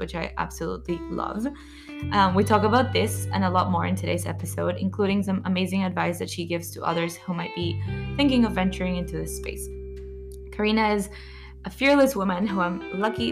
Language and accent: English; Peru; my hometown, from Peru